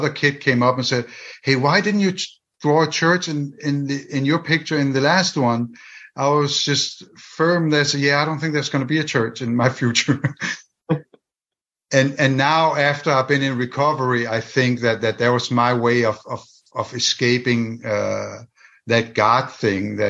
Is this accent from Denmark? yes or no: yes; Denmark; English is a second language; moved away